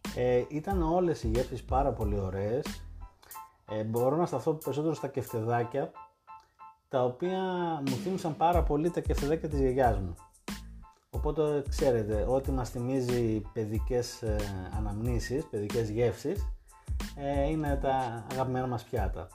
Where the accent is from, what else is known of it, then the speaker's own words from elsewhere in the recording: Thessaloniki, Central Macedonia, Greece; εμεί είμαστε από Θεσσαλονίκη και έχουμε τη φιλοσοφία του χαλαρά